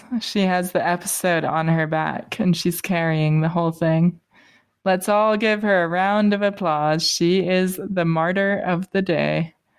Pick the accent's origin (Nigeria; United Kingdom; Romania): United Kingdom; I think that's why people don't believe I'm British, because I have nice teeth.